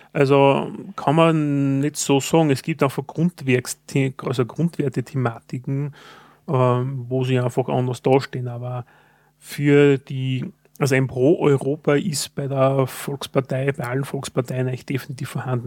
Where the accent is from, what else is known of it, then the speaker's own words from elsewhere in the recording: Austria; Als Österreicher